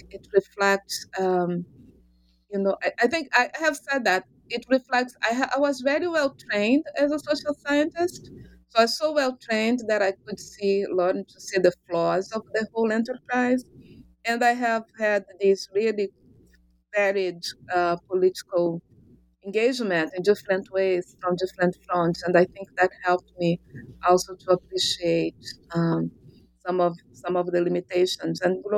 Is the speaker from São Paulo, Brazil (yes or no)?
no; Rio de Janeiro, Brazil; I am originally from Brazil, from Rio de Janeiro.